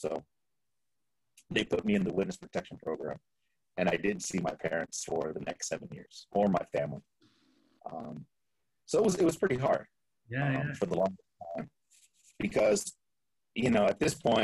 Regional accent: Fresno, California, United States; also born or lived in East Los Angeles; now in Florida, United States; my hometown, Fresno

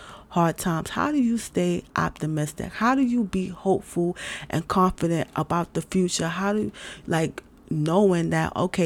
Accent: New York City, New York, United States; moved away; I'm from New York City. I'm from New York City. I've been in different places

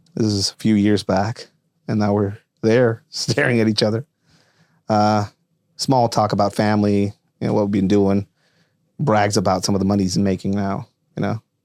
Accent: Tijuana, Baja California, Mexico; English is a second language; moved away as an adult; now in United States; I was born and raised in Tijuana, Mexico

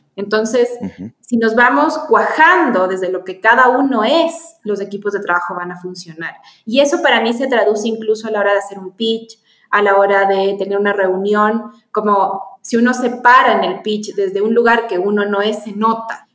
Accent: Chile; now in Ecuador; yo nací en Chile, me vine a Ecuador

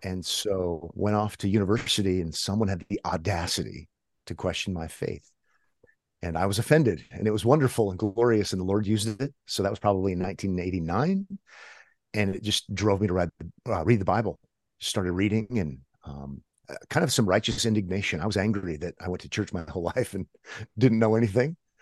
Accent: Omaha, Nebraska, United States; born and raised in Omaha, so kind of middle of America

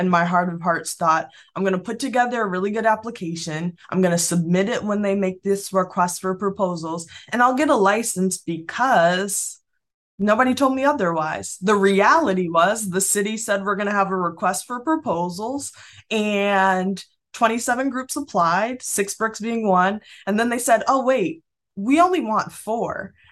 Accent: Springfield, United States; born or raised there

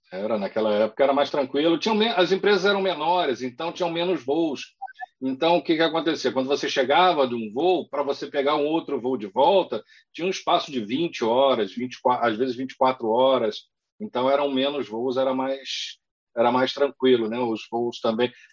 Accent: Rio de Janeiro, Brazil; now in São Paulo, Brazil

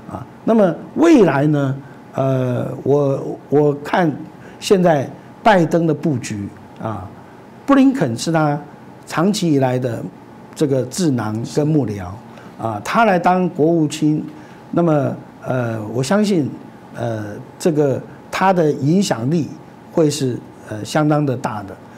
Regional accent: Taiwan

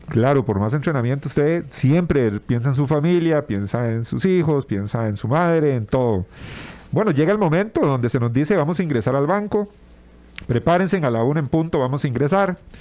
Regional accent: Tibás, San José, Costa Rica; yo soy oriundo también de Tibás

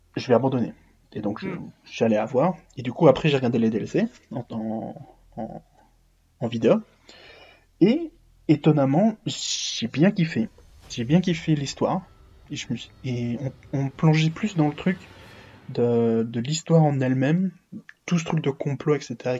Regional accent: Belgium; je suis belge

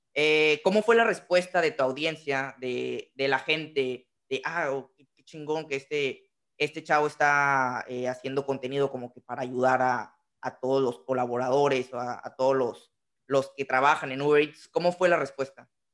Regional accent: Tampico, Tamaulipas, Mexico; Yo soy de, Tamaulipas, entonces somos, ah. estamos colindando en, en estados de Tampico

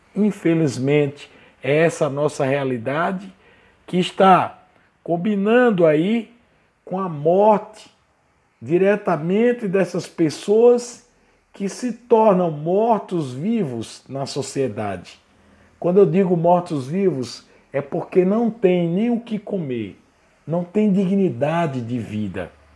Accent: Brazil; enquanto brasileiros

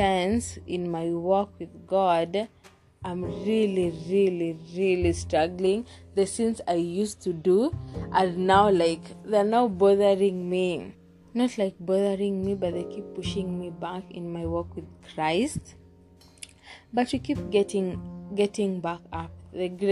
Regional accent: Kenya; I'm Kenyan

